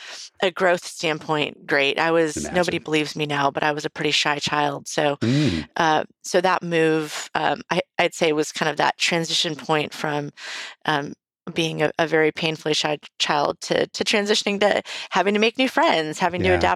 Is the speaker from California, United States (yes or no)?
yes; Tarzana, California, United States; born there; Well, I was born in Tarzana, California.